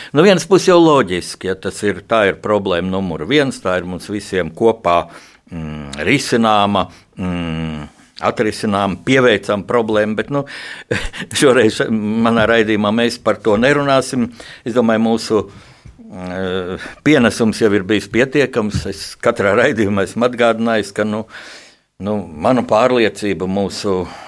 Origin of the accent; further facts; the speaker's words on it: Riga, Latvia; es arī esmu dzimis Rīgā